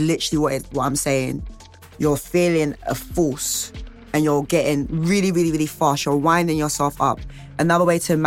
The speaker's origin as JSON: {"language": "English", "region": "London", "country": "United Kingdom", "said": "We're all from all ends, like, we're from North London, South London, East London, West London"}